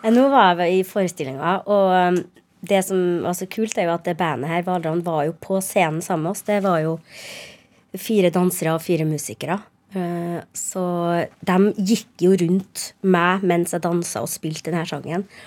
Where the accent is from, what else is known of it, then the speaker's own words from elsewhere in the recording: Trondheim, Trøndelag, Norway; first language Norwegian; moved away; also born or lived in Harstad / Nesna; Jeg vokste opp eh, fra jeg var seks i Trondheim, da. Men jeg er født, jeg er født i Harstad, og så flytta vi til Nesna